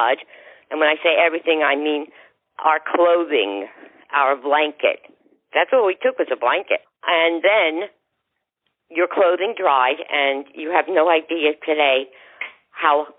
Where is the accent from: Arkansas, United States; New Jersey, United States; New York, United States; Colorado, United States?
New Jersey, United States; I was from New Jersey